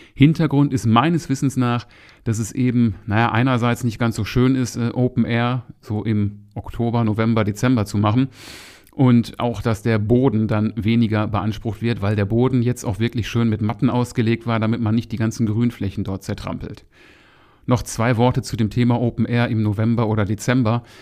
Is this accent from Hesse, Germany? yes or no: no; Moers, North Rhine-Westphalia, Germany; ich komme hier aus Mörs